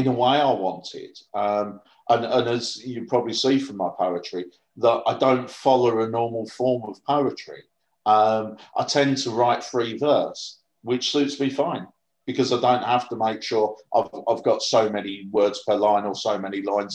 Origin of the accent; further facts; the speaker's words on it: Northampton, East Midlands, United Kingdom; also born or lived in Harlow, Essex / Ashington, Northumberland; when I was about seven, we moved down to Northampton through the Labour Exchange, and I've lived down here ever since.